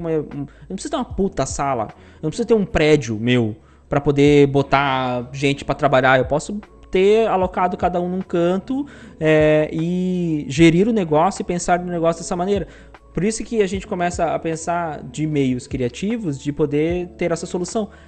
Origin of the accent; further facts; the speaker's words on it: Paraná, Brazil; now in Joinville, Brazil; Se eu vim do Paraná para trabalhar em Joinville para poder trampar aqui nessa empresa, eu vou voltar para Paraná.